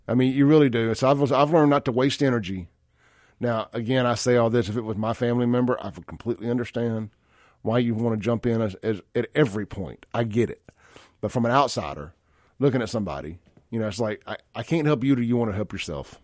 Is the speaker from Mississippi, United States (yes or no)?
yes; Jackson, Mississippi, United States; also born or lived in Brandon, Mississippi; I'm from South Jackson.